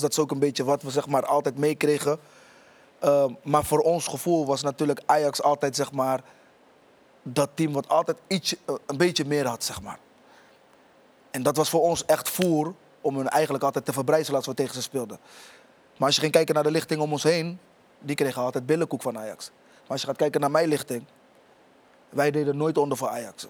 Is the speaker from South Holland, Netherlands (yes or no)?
yes; Rotterdam, South Holland, Netherlands; ik kom oorspronkelijk uit Rotterdam. Ik woon in Rotterdam-Oost